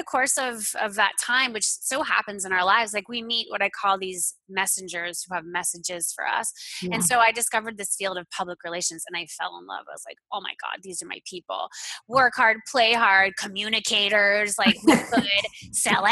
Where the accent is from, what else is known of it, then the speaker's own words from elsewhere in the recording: Florida, United States; I grew up in Florida